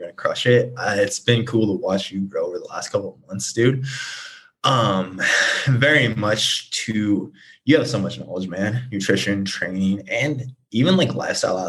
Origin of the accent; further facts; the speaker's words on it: Nebraska, United States; now in Scottsdale, United States; I'm originally from Nebraska. I'm currently based in Scottsdale.